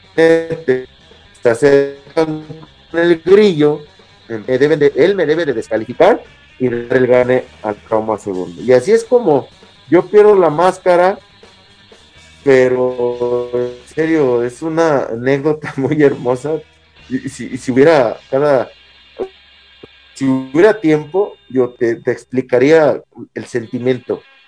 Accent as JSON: {"language": "Spanish", "town": "Casas Grandes", "region": "Chihuahua", "country": "Mexico", "said": "Yo soy de Casas Nuevo, Casas Grandes, Chihuahua"}